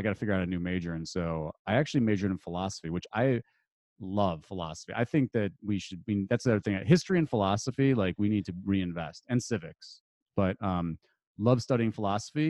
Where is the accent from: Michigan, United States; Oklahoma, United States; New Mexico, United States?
Michigan, United States; Detroit; moved away as an adult; also born or lived in Chicago; I grew up outside Detroit